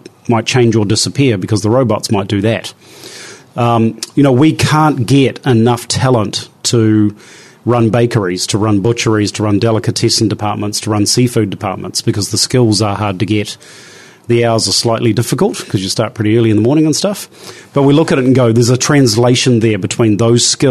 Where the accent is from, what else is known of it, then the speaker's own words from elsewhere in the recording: New Zealand; as a New Zealander